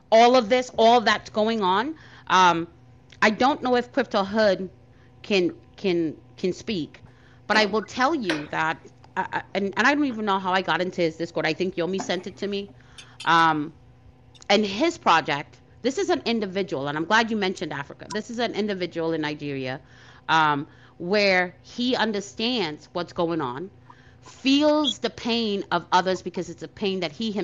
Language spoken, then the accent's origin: English; Trinidad & Tobago; now in United States; I was born in Trinidad, right? And migrated here with my parents.